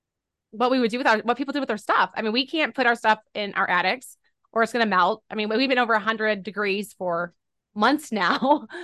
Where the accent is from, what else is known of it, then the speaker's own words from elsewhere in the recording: Boerne, Texas, United States; I'm from the San Antonio, Texas area at a small town called Bernie.